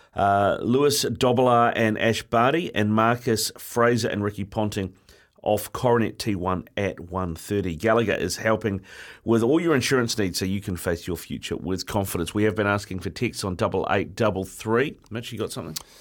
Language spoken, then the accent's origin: English; Auckland, New Zealand; born and bred in Auckland